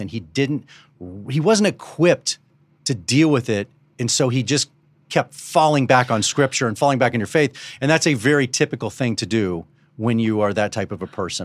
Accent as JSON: {"language": "English", "town": "Dallas", "region": "Texas", "country": "United States", "tie": "born or raised there", "said": "I was born around this. I was born around Southern Baptist when I was growing up in Dallas"}